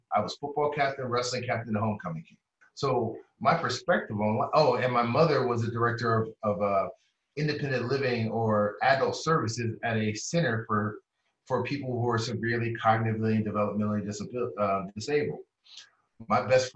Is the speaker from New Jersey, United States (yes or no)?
no; Columbus, Ohio, United States; I come from Columbus, Ohio